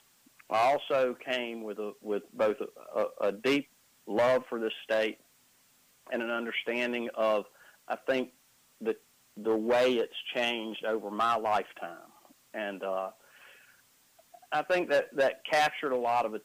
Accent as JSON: {"language": "English", "town": "Wadesboro", "region": "North Carolina", "country": "United States", "tie": "born or raised there", "also_born_or_lived": "Shelby, North Carolina", "lives_now": "Carrboro, United States", "said": "I grew up in Wadesboro, North Carolina. Now I live in Carrboro, North Carolina."}